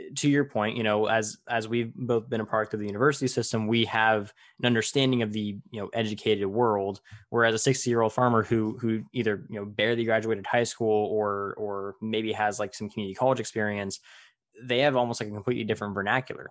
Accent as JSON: {"language": "English", "region": "California", "country": "United States", "said": "I'm from California and I'm involved in agriculture"}